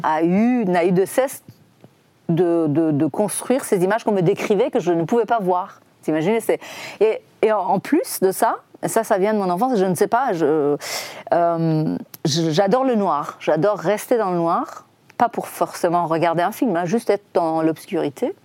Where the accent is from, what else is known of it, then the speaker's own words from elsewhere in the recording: Iran; French is a second language; moved away as an adult; also born or lived in Tehran; now in Paris, France; c'est chez eux que je suis arrivée la première fois quand j'ai quitté l'Iran.